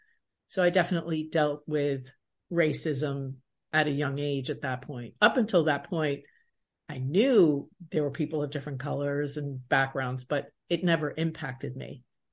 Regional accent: Baldwin, New York, United States; At that time, where I grew up in Baldwin, it was predominantly white, and my junior high was predominantly white and predominantly 99% Jewish. And I am a Latina woman.

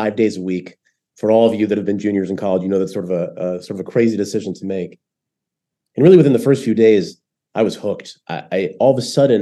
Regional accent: St. Louis, Missouri, United States; moved away as an adult; also born or lived in Connecticut; now in Israel; I grew up in the suburbs of St. Louis, Missouri.

